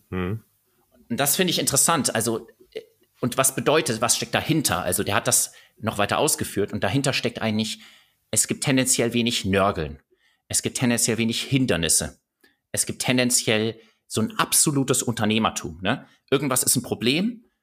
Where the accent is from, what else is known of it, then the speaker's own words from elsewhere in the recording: Bavaria, Germany; Paar Minuten später kriegt die Gruppe mit, dass ich tatsächlich aus Bayern komme.